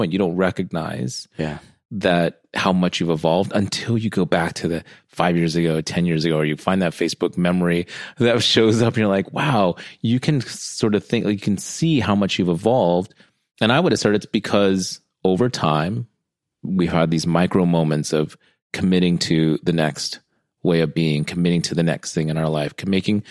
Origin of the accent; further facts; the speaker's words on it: United States; I'm American born, half Filipino, half Guamanian